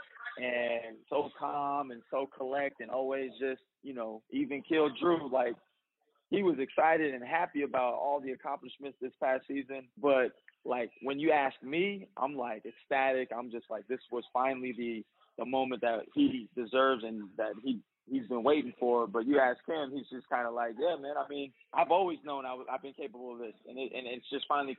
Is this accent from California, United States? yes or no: yes; Bay Area, California, United States; I was born in the Bay Area, so I got a little Bay Area swag to me